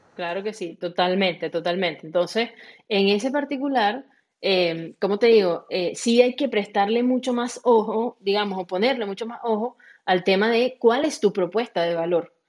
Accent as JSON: {"language": "Spanish", "country": "Venezuela", "said": "yo soy de Venezuela, igual que Andri"}